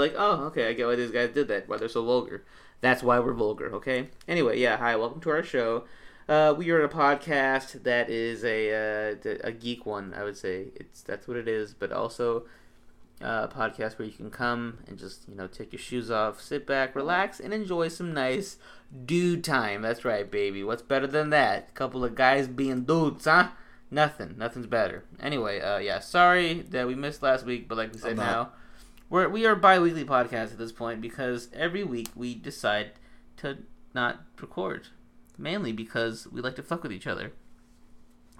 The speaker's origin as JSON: {"language": "English", "region": "Arizona", "country": "United States", "said": "we're from Arizona"}